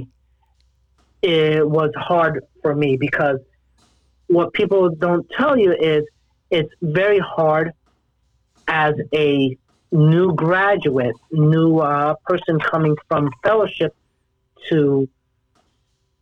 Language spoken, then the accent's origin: English; Jersey City, New Jersey, United States; moved away as an adult; also born or lived in New York / Los Angeles; So I was born and raised in Jersey City, New Jersey